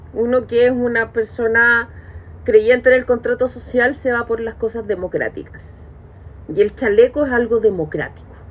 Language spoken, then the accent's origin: Spanish; Chile; uno como chileno